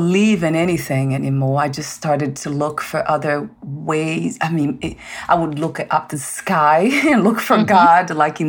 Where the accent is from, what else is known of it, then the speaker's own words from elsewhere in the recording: Brazil; moved away; I was born in Brazil, that's a mm-hmm. Catholic country